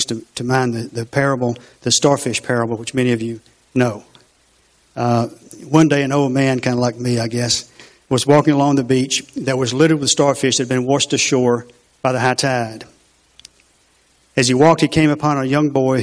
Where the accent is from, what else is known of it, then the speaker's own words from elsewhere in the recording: LaGrange, Georgia, United States; I grew up on Dunson Village, Carey Street